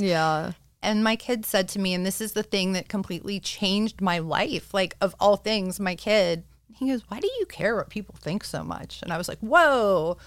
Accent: Pittsburgh, Pennsylvania, United States; I am from Pittsburgh and I live in this like suburban bubble of hell

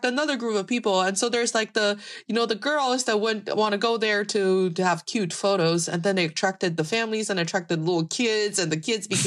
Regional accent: Dongbei, Northeast China, China; it is in the northeast part of the country, which is kind of half of my hometown, because that's how we count hometowns in Dongbei, in the northeast

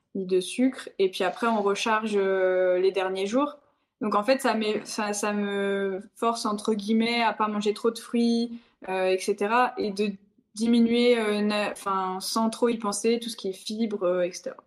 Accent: the North, Hauts-de-France, France; je viens, je viens, du Nord

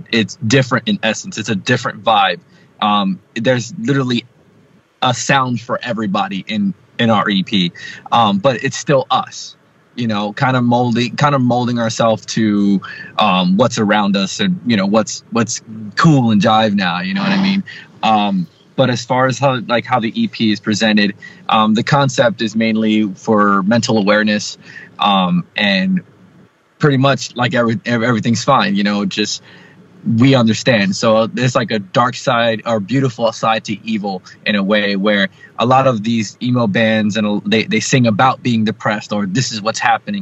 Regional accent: New Jersey, United States

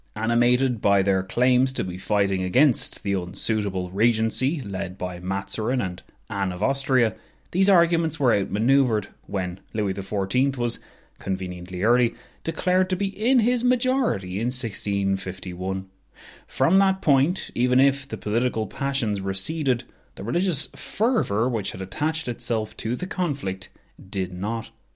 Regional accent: Ireland; as an Irish person

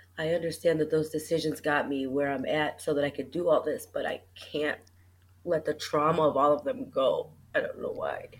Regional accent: Chicago, Illinois, United States; I'm from Chicago, Illinois

